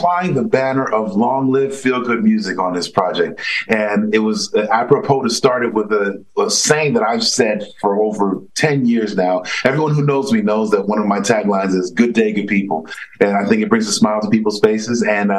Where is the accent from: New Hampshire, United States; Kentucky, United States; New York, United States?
New York, United States; New York City; I grew up the son of two Haitian immigrants, so very academically inclined.